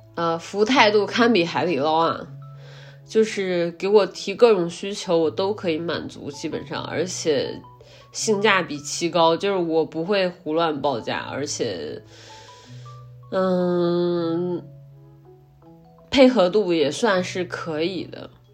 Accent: Henan, China; 大家都知道我来自河南

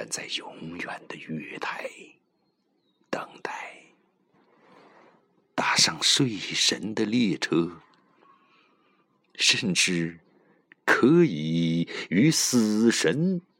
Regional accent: Sichuan, China; 咱们四川人说。

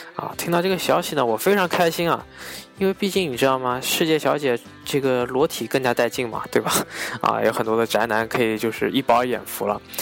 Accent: China; 作为一个中国人

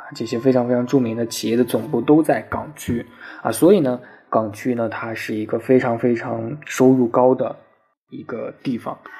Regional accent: China; 我也是从农村里出来的

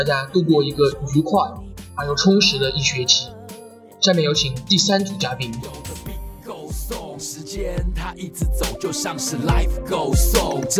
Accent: Chengdu, Sichuan, China

